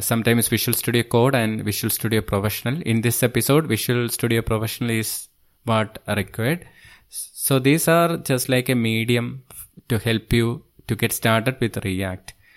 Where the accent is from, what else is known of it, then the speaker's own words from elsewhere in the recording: Thiruvananthapuram, Kerala, India; I am from Thiruvananthapuram, Kerala state, which is on the southernmost part of India.